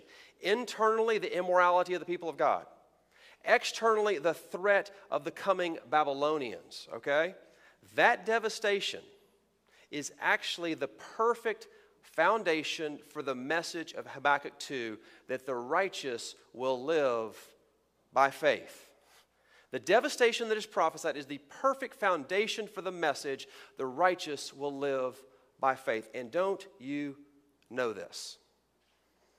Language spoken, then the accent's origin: English; Texas, United States; moved away; by my accent and by my opening illustration, you may have figured out I am from Texas